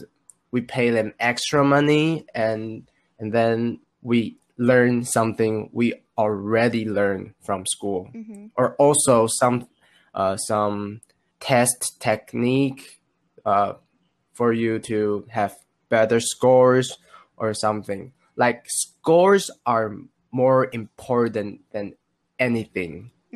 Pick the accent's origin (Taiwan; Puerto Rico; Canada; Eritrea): Taiwan; English is a second language; I'm from Taiwan and I'm now high school graduated